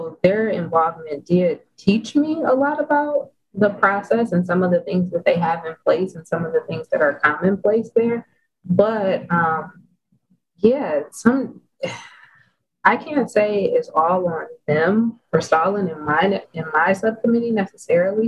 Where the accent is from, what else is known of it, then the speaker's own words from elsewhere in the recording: Detroit, Michigan, United States; I'm from Detroit